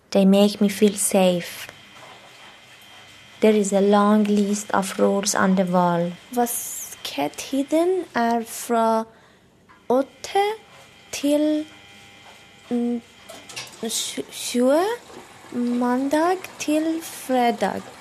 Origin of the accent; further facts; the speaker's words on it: Iran; Norwegian is a second language; moved away as an adult; now in Oslo, Norway; Jeg kommer fra Iran. Jeg bor på Veslin, Oslo.